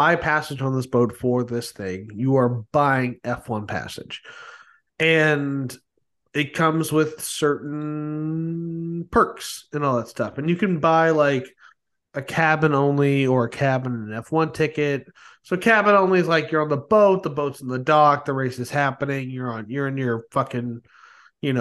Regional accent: United States; I'm an American

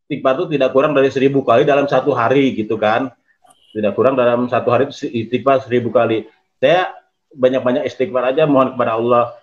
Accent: Purwakarta, West Java, Indonesia; now in Yogyakarta, Indonesia; Saya dari Jogja, A, cuman asli dari Purwakarta.

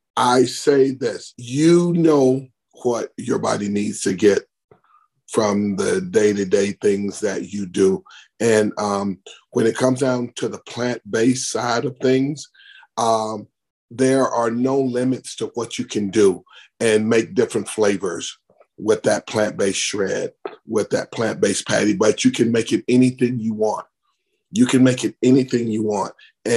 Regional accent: Bessemer, Alabama, United States; born or raised there

